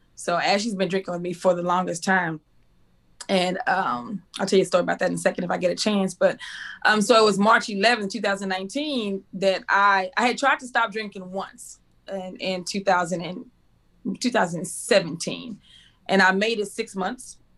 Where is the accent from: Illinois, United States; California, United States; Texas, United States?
Texas, United States; Waco; also born or lived in Cedar Hill, Texas; I was born and raised in Waco, Texas